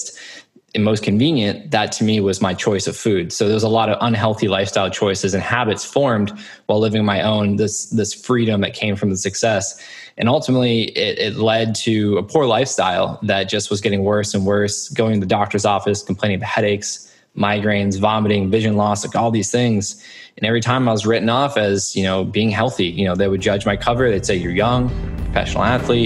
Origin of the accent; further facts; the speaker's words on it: Cape Cod, Massachusetts, United States; I grew up in Massachusetts, Cape Cod to be exact